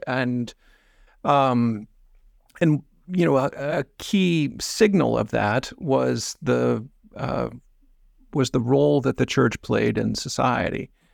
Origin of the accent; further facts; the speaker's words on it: Midwest, United States; the soil in which I grew up in the Midwest